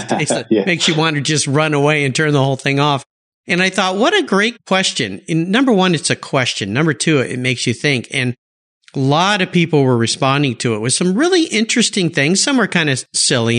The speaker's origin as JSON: {"language": "English", "region": "Southern California", "country": "United States", "tie": "born or raised there", "said": "I grew up in Southern California where they had lots of real woody"}